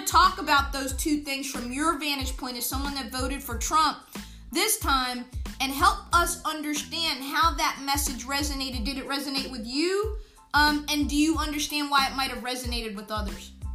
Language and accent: English; United States